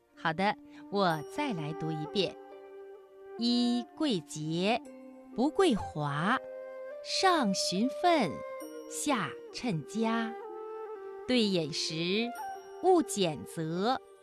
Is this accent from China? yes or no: yes; China; 我们中国人